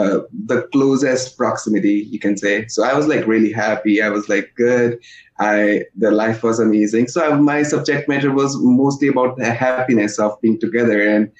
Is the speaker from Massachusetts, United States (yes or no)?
no; Wisconsin, United States; now in New York, United States; Because I was from Wisconsin and over there people were like super chill, super nice, they were considerate. And New York was very different.